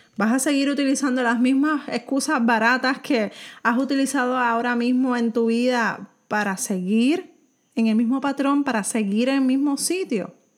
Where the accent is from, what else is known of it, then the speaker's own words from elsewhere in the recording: Puerto Rico; soy de Puerto Rico